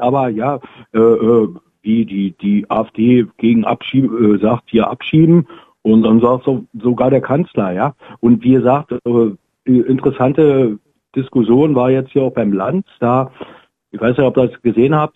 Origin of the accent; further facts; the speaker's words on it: East Germany, Germany; moved away; als Ostdeutscher